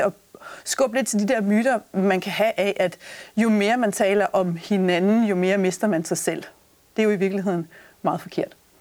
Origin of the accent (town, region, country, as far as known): Denmark